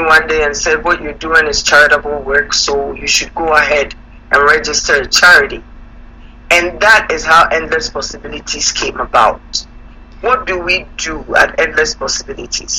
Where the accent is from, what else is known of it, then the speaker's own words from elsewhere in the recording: Ghana; moved away as an adult; now in Canada; I'm born and raised in Ghana. Been in Canada now for about 30 years.